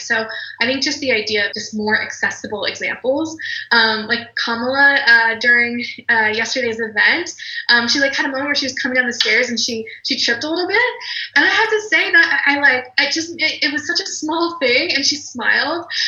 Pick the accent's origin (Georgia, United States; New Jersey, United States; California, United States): Georgia, United States; moved away as an adult; also born or lived in New York City; I'm from Georgia